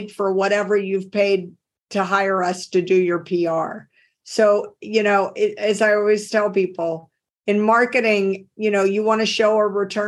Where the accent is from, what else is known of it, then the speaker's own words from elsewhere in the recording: Deep South, United States; accent: Southern; now in Cambridge, United States; I grew up in the Deep South. You can tell if you talk to me and you know the American accent, I say things like y'all instead of you. So people immediately pick up on the fact that I'm from the South